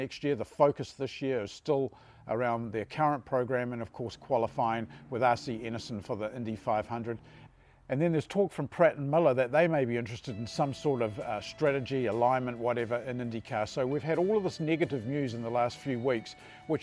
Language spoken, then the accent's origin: English; New Zealand; as a New Zealander